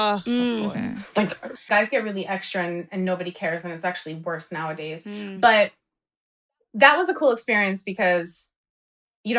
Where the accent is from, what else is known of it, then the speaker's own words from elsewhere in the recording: Paterson, New Jersey, United States; We're both from Patterson